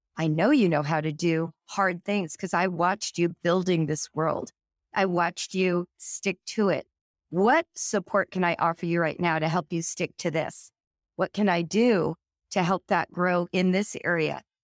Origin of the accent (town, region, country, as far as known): California, United States; born or raised there; now in Cincinnati, United States